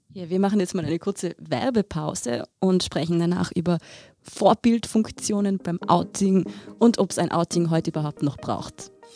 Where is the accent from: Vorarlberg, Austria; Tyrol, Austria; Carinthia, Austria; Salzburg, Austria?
Tyrol, Austria; Tyrolean Oberland, Austria; ich bin ja auch im Tiroler Oberland aufgewachsen